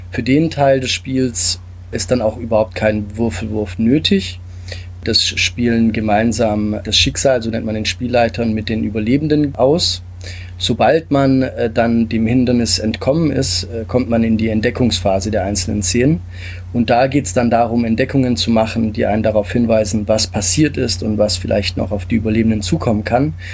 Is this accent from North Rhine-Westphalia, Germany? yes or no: no; Stuttgart, Baden-Württemberg, Germany; also born or lived in Italy; ähm, lebe und bin aufgewachsen in Stuttgart und Umgebung, komme ursprünglich aus Italien